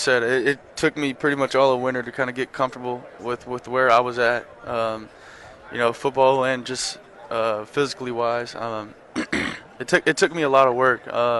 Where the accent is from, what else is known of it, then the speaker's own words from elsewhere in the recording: Texas, United States; obviously, growing up in Texas, you wanted to end up playing the last game of the season here.